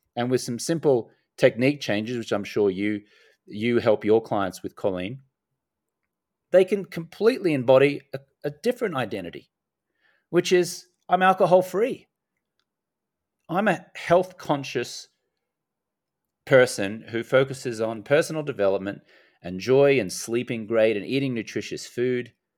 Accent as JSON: {"language": "English", "country": "Australia", "also_born_or_lived": "United States", "moved": "yes", "lives_now": "Medellin, Colombia", "said": "I'm an Australian American"}